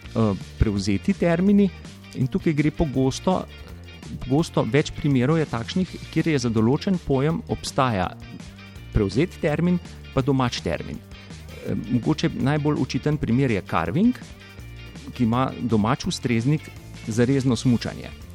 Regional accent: Slovenia

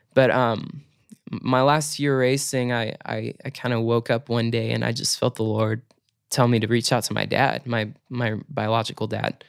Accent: Chico, California, United States; also born or lived in Torrance, California; Chico, California, honestly, that's home for me. Like, I call Chico my hometown

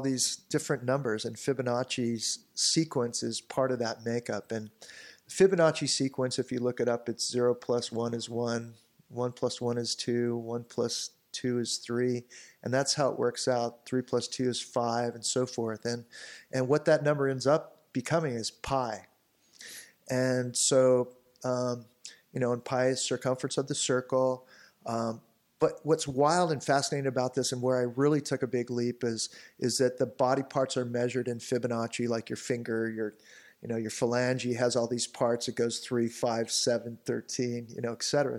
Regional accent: Newport Beach, California, United States; growing up in Newport

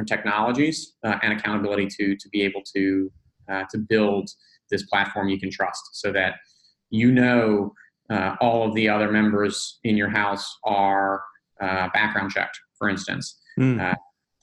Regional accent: New Orleans, Louisiana, United States; moved away as an adult; also born or lived in Northeast United States; now in Atlanta, United States; I grew up in New Orleans, actually. So I lived there until

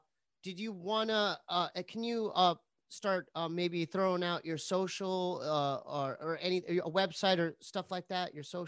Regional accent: San Diego, California, United States; even though I'm from San Diego, I already knew, Arroyo, I already knew your school colors.

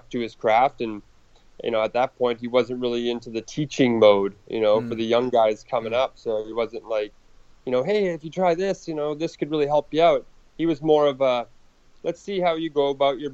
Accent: Canada; I'm Canadian, born and raised

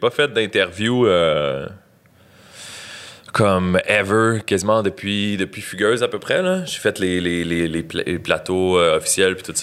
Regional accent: Granby, Quebec, Canada; Je suis né à Grimby euh, en 1989, un soir de tempête de neige.

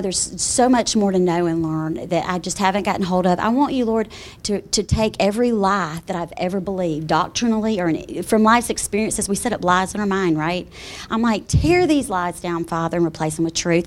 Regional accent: South Carolina, United States; moved away as an adult; now in Colorado, United States; I am from South Carolina originally. Been there all my life

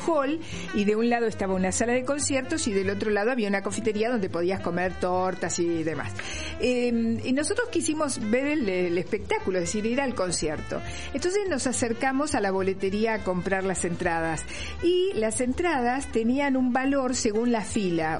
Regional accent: Argentina; somos de Argentina, Sudamérica

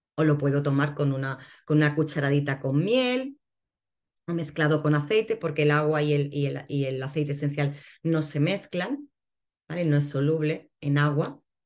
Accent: Barcelona, Catalonia, Spain; now in Cádiz, Spain; Yo ahora actualmente vivo en Cádiz, eh, nací en Barcelona

